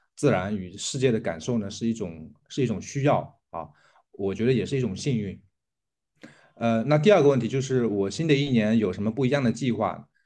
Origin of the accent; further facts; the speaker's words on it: Jiaxing, Zhejiang, China; 来自浙江嘉兴。我们的机构叫梅和鱼啊，我们主要是养蚕，然后做传统的蚕丝被